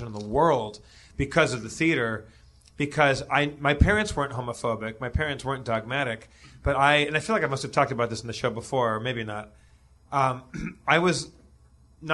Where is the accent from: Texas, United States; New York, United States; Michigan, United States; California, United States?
California, United States; Los Angeles; I grew up in Los Angeles